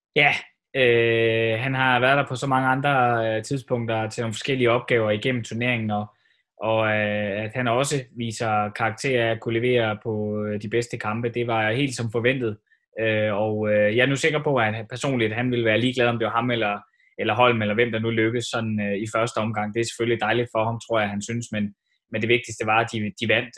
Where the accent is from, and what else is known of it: Denmark